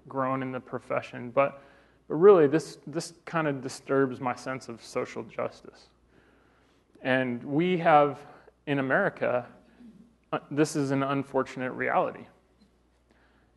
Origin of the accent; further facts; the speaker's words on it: Colorado, United States; I'm from Colorado, I'm a native